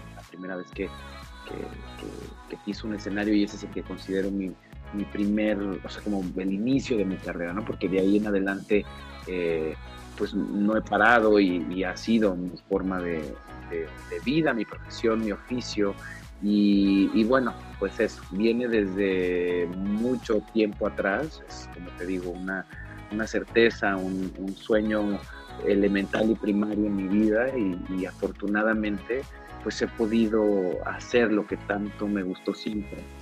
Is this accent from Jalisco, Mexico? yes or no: yes; Guadalajara, Jalisco, Mexico; Yo nací creciendo crecí en Guadalajara